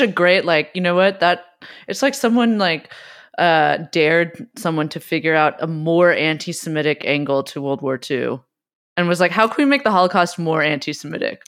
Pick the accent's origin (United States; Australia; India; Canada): United States; West Coast; I also grew up. We grew up on the West Coast.